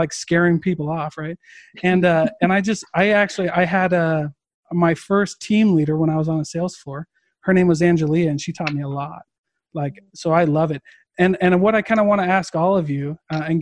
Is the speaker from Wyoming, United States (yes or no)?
no; Iowa, United States; I'm from Iowa